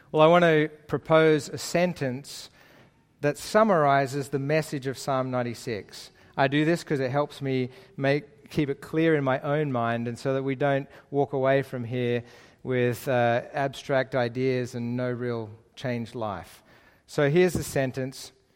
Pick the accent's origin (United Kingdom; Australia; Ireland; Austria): Australia; Lane Cove, New South Wales; moved away as an adult; also born or lived in Middle East; I actually grew up just down the road in Lane Cove, uh, which is my, my hometown area